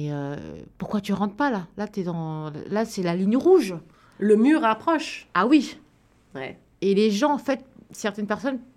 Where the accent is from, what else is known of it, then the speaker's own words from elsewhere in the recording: France; Je me disais bah ouais, je suis française, mais seulement quand j'étais à l'extérieur du pays.